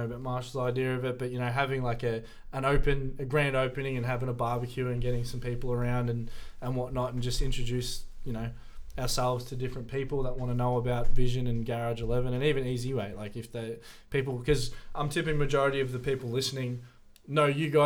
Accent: Gippsland, Victoria, Australia; Where I was born and bred in Gippsland

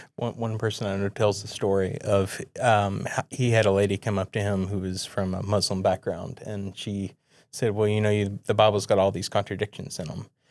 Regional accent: East Tennessee, United States; moved away; also born or lived in Edinburgh; I'm from East Tennessee, and uh, in our area where I lived, the other churches around were either King James King James only ish, or liberal

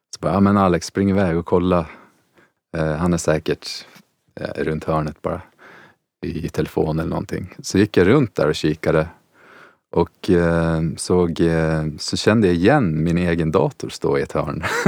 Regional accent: Åland Islands; moved away as an adult; also born or lived in Stockholm; jag är ju uppväxt på Åland

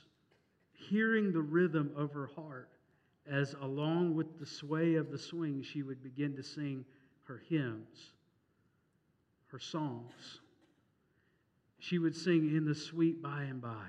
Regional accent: Mississippi, United States; moved away; I'm from Mississippi

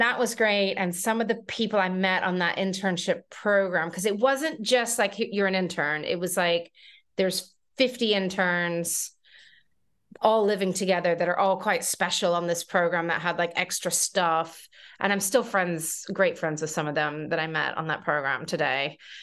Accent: North Carolina, United States; moved away as an adult; now in United Kingdom; I grew up in North Carolina

